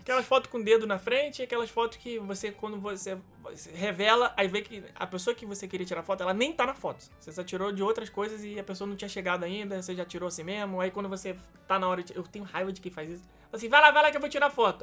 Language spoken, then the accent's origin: Portuguese; Rio de Janeiro, Brazil; pra gente nascido e criado no Rio